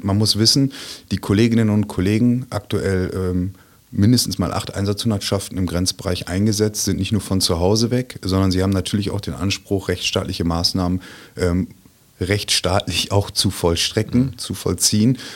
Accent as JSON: {"language": "German", "town": "Münster", "region": "North Rhine-Westphalia", "country": "Germany", "said": "Ich komme aus Münster im wunderschönen Münsterland und habe da mit meiner wunderbaren Familie ein kleines Einfamilienhäuschen."}